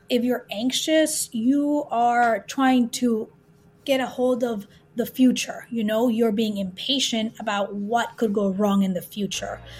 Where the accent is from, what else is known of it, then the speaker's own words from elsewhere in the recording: Peru; moved away; we're two sisters. Uh, we grew up in Peru in South America.